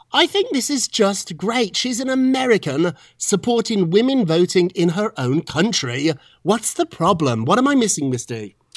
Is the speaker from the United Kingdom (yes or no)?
yes; Birmingham, West Midlands, United Kingdom; now in New York City, United States; when I grew up in Birmingham, England, which was not London or Edinburgh, it was a down on its luck type of industrial town, I loved it.